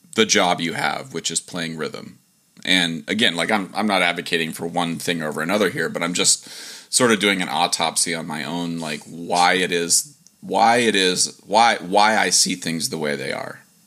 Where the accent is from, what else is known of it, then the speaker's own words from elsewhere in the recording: Dover, Ohio, United States; where I'm from and I say Dover, Ohio